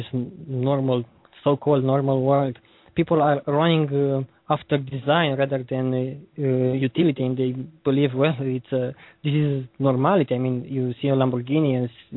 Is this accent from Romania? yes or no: yes; Romania; English is a second language; I'm from Romania, I see there many people are literally struggling for eating something